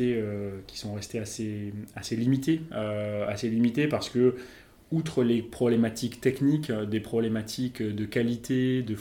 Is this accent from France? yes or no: yes; Bordeaux, Nouvelle-Aquitaine, France; Je suis originaire de Bordeaux, exactement.